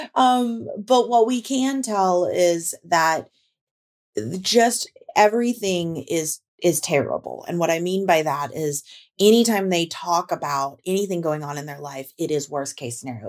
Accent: Tornado Alley, United States; moved away; I grew up in Tornado Alley. And we recently moved back to Tornado Alley

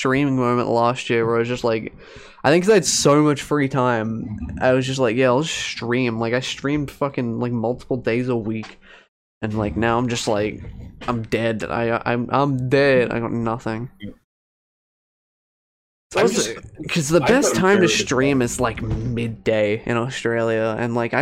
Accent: England, United Kingdom; I'm English, so I say crisps. I'm literally from the UK.

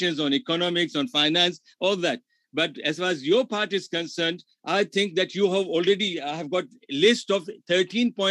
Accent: India; English is a second language; moved away; being an Indian

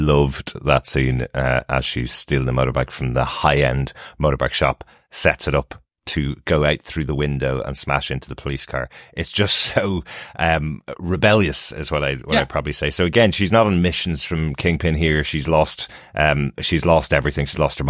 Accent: Ireland; Since we're Irish

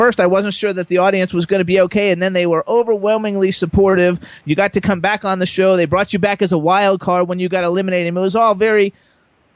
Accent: West Palm Beach, Florida, United States; I grew up in West Palm Beach

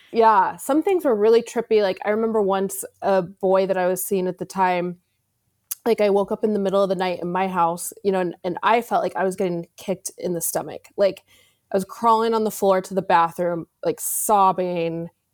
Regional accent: Arizona, United States; I grew up in Arizona

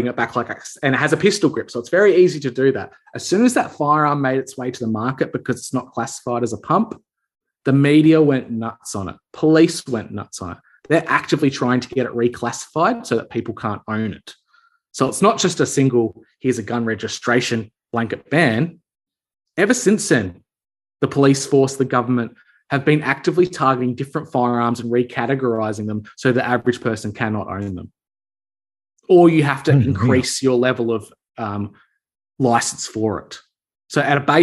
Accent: Australia; as an Aussie

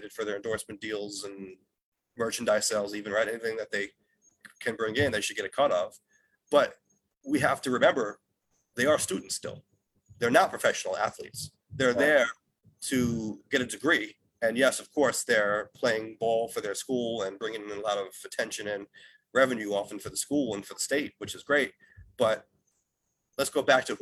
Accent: New York City, New York, United States; I'm from New York City and we're just big into our pro sports teams

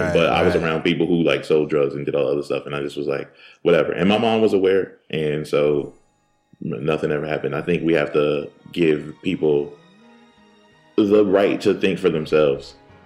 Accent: Philadelphia, Pennsylvania, United States; Oh, I'm from Philly.

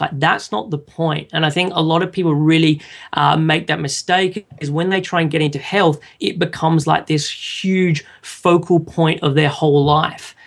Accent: Sydney, New South Wales, Australia; moved away as an adult; now in London, United Kingdom; I was originally from Sydney in Australia and moved over to London

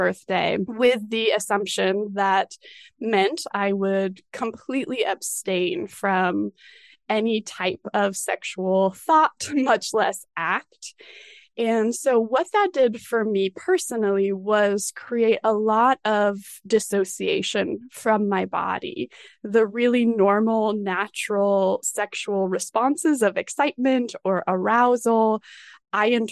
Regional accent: Colorado Springs, Colorado, United States; I grew up in Colorado Springs

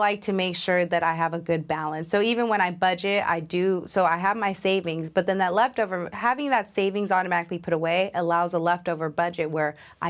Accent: New York, United States; now in Atlanta, United States; I recently moved during the pandemic to Atlanta, Georgia.

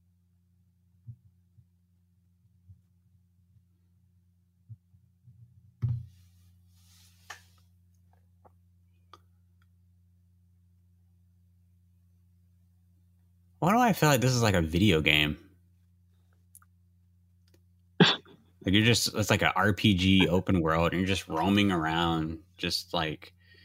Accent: United States; I'm from America.

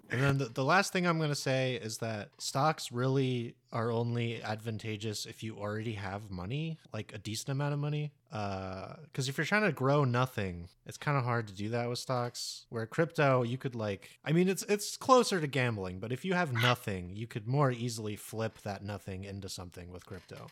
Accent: United States; we're all American

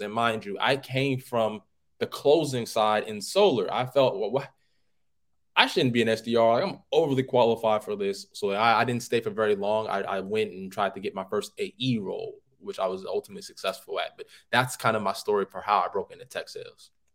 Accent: Oakland, California, United States; I'm from Oakland, California

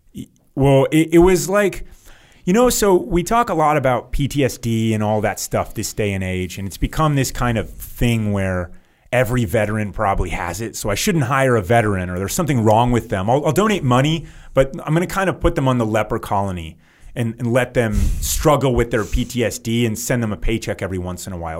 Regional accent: United States; As an American

